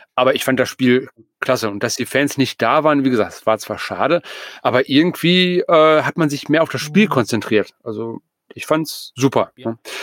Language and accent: German; Essen, North Rhine-Westphalia, Germany; mich als Essener